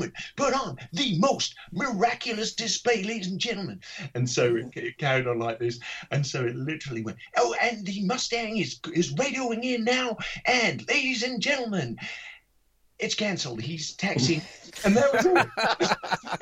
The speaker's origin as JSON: {"language": "English", "country": "United Kingdom", "said": "we're typically British and staid mostly"}